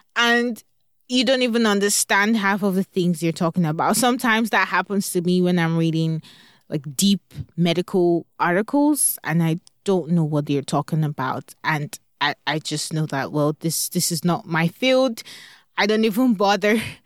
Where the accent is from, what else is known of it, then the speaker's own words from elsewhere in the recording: Nigeria; now in Texas, United States; Growing up in Nigeria